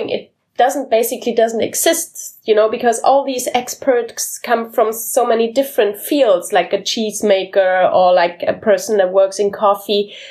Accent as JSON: {"language": "English", "country": "Canada", "moved": "as an adult", "lives_now": "Berlin, Germany", "said": "I'm Canadian and uh, came to Berlin"}